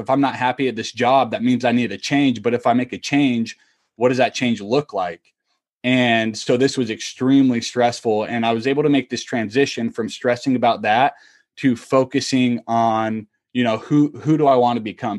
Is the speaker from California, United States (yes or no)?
no; Utah, United States; moved away as an adult; also born or lived in Kentucky / Tampa; I am originally from Utah